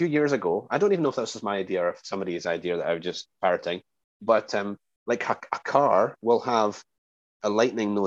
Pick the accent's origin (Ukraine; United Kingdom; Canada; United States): United Kingdom; Scotland; moved away; I'm from Scotland